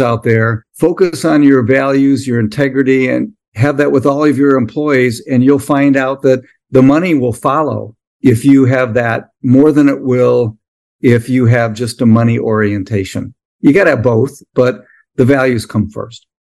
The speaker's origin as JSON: {"language": "English", "region": "Midwest", "country": "United States", "said": "I came from the Midwest"}